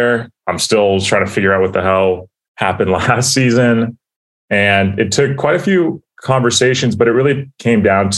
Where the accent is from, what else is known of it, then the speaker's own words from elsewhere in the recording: Anaheim, California, United States; now in Austin, United States; So I was born and raised in Anaheim. So all my family's out in Anaheim, Southern California